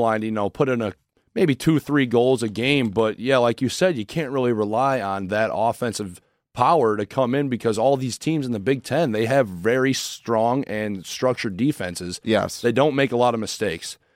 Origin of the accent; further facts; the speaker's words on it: Crown Point, Indiana, United States; I'm from Crown Point, Indiana, uh, which is a little small town, uh, 45 minutes away from Chicago